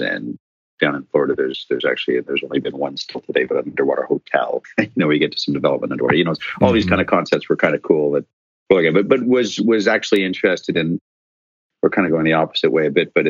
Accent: Ottawa, Ontario, Canada; also born or lived in Ireland; as I'd met my wife over in Ireland, and she happened to be from my hometown of Ottawa, which was a coincidence and a little contrived.

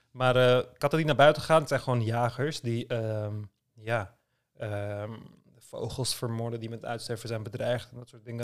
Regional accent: Istanbul, Turkey; moved away; als klein kind in Istanbul

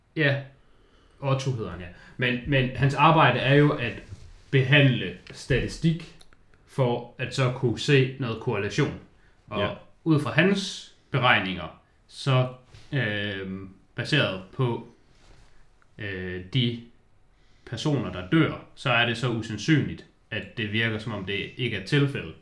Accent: Denmark; jeg er jyde og lever op til jydestøvtyperne

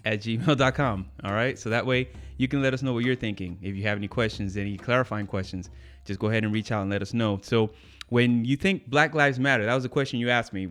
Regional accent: United States; I grew up in the States

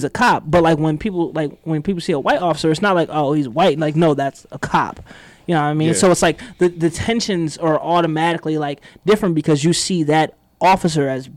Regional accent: Lower Merion, Pennsylvania, United States; my experiences growing up in Lower Marion

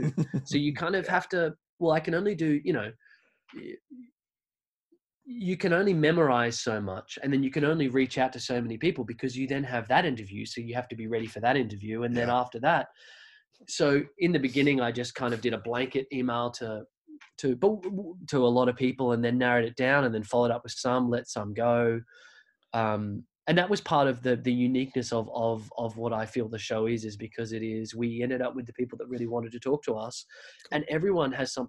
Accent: Australia; I'm this guy from Australia.

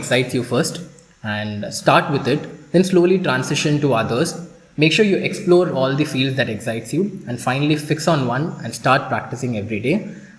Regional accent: India; I was the one from India.

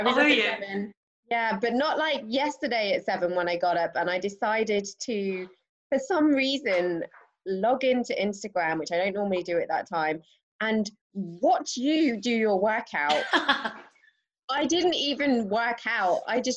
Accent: England, United Kingdom; now in London, United Kingdom; I currently reside in London and have been here for nearly 9 years. Wow, a long time. And originally from the Midlands, moved around a bit.

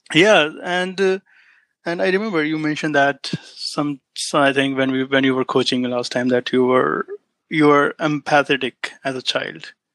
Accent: India; moved away as an adult; now in United States; I'm an immigrant in the United States. I came to US in 2014

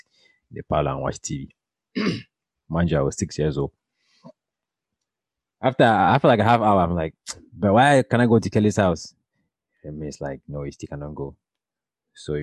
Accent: Cameroon; moved away; when I was growing up in Cameroon

